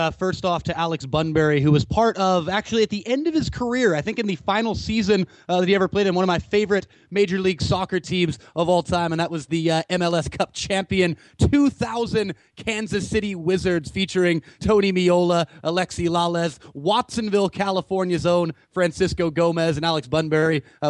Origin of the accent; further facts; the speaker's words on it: Canada; This is a trying task for me as a Canadian to watch these guys.